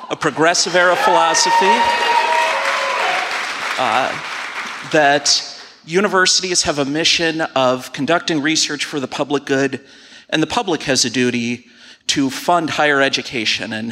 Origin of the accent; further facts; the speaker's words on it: Madison, Wisconsin, United States; also born or lived in St. Paul, Minnesota; I'm from St. Paul, Minnesota, but a native native Madisonian